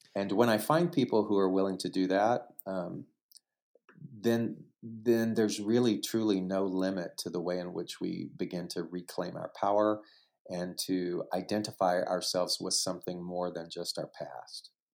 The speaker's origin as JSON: {"language": "English", "region": "Southeast Texas", "country": "United States", "tie": "born or raised there", "also_born_or_lived": "New York City / Los Angeles", "moved": "as an adult", "said": "growing up in Southeast Texas"}